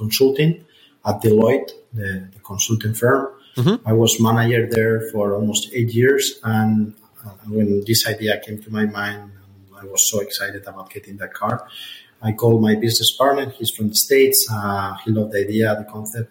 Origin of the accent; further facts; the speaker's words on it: Madrid, Community of Madrid, Spain; I'm from Madrid